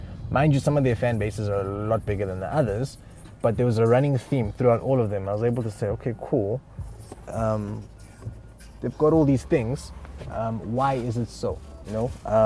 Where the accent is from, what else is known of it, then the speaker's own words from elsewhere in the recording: Eastern Cape, South Africa; also born or lived in Uganda; I'm originally a Ugandan. I grew up in the Eastern Cape.